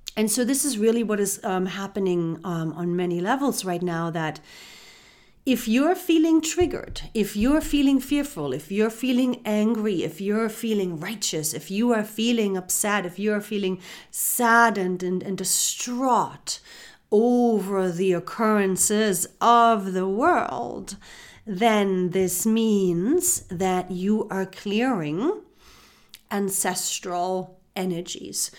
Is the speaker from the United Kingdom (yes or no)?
no; Germany; moved away; I was born and raised in Germany